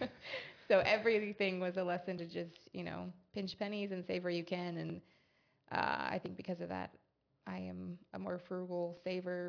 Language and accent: English; Coram, Montana, United States; I grew up in Coram, which is 5 minutes from the entrance of Glacier National Park